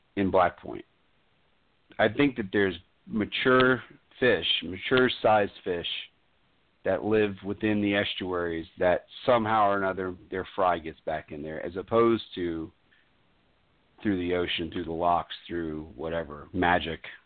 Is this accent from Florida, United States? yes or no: yes; Florida, United States; also born or lived in New York; I consider myself a Floridian